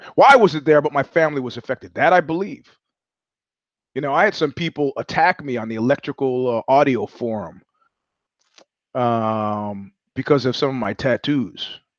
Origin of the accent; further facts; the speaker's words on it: Georgia; I grew up in Georgia and not the southern state.